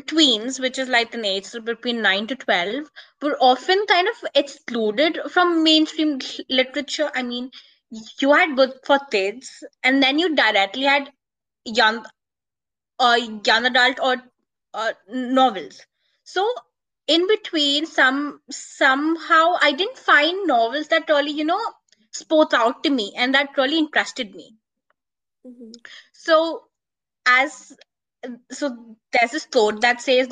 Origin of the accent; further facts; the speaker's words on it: India; I'm a teen author, blogger, and a literature advocate, and I'm from India